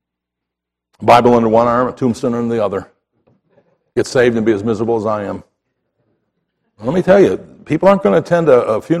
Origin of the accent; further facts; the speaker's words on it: Chicago, Illinois, United States; moved away; I grew up in Chicago